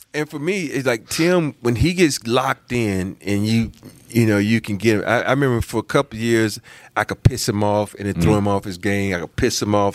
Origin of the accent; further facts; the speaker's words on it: the South, United States; I'm from the South